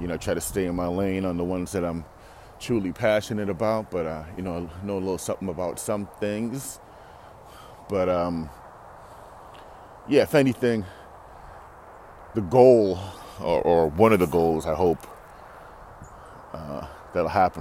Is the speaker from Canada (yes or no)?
yes; Toronto, Ontario, Canada; as a kid, growing up in Toronto